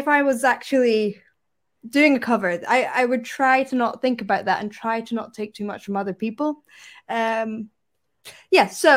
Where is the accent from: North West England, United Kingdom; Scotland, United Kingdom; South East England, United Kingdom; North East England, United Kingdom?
Scotland, United Kingdom; Perthshire; also born or lived in London; I'm definitely an East Coast of Scotland woman. That's where I'm from. So I'm from Perthshire